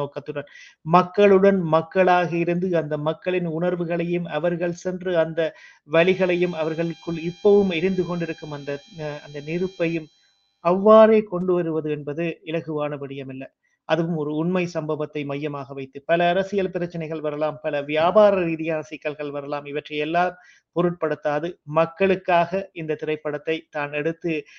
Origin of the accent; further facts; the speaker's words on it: Sri Lanka; நான் இலங்கையை சேர்ந்தன